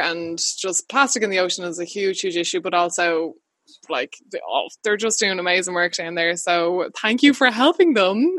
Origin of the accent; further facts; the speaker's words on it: Wexford, Leinster, Ireland; I grew up in Wexford.